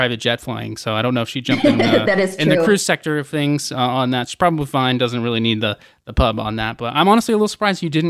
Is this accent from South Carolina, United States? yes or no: no; Atlanta, Georgia, United States; Represent Atlanta, my hometown